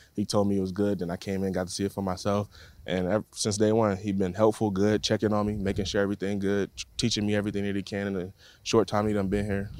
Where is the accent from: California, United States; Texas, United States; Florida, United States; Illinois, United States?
Florida, United States; Tampa; moved away; born and raised in Tampa